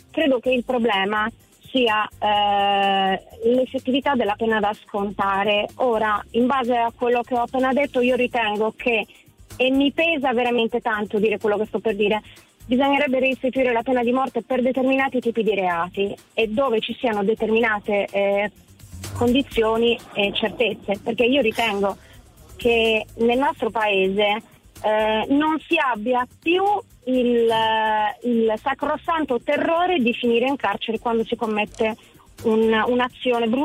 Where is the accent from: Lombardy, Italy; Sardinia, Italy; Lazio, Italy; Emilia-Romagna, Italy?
Sardinia, Italy; Io sono sarda